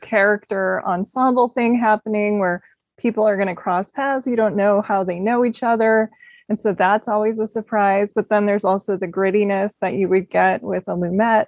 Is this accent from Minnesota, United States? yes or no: yes; Minneapolis, Minnesota, United States; I grew up in Minneapolis area